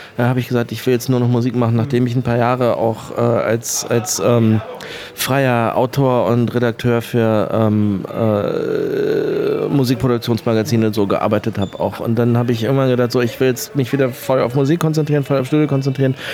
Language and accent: German; Hamburg, Germany; moved away as an adult; now in Berlin, Germany; ich bin in Hamburg geboren und bin gebürtiger Hamburger. Ich bin aber seit, glaube ich, 1999 in Berlin.